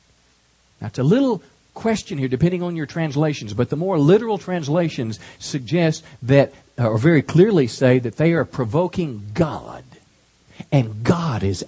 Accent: Texas, United States; as a Texan here

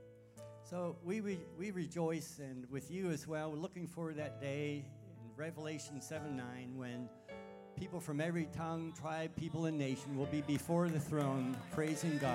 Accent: Pennsylvania, United States; moved away as an adult; also born or lived in Sudan / Indonesia / Thailand / southwest China; now in China; I grew up in Pennsylvania

